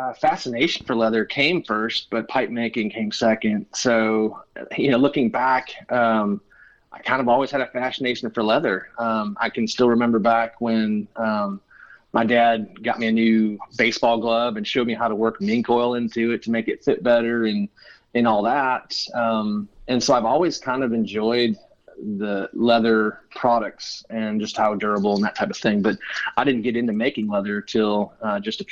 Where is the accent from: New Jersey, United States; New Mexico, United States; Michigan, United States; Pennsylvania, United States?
Michigan, United States; moved away as an adult; also born or lived in Ohio / Colorado Springs, Colorado; now in Fairhope, Alabama, United States; I grew up in Michigan. I literally spent all my formative years there in one house